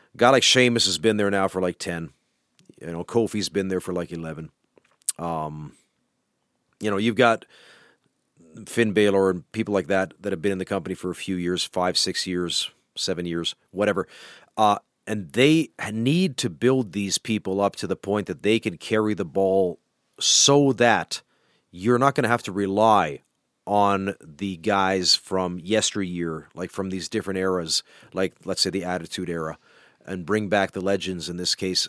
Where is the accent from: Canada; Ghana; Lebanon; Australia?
Canada; now in Finland; You can count me in as a Canadian